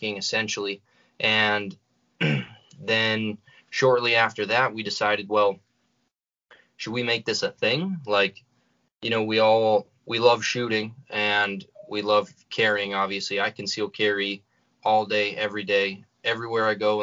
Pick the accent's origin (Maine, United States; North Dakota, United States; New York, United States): North Dakota, United States; North Central; we're from North Central North Dakota